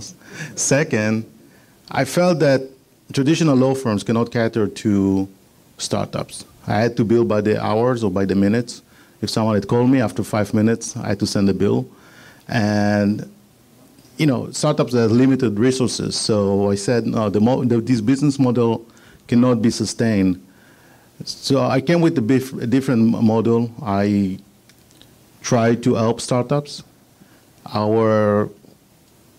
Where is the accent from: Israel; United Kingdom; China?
Israel; accent: Israeli; moved away as an adult; now in United States; I'm an Israeli. I'm here in the United States 11 years. So forgive my Israeli accent.